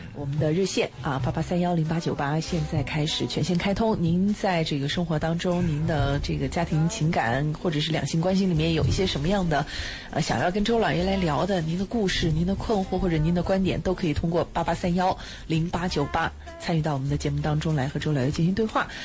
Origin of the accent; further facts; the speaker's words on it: China; 我们中国人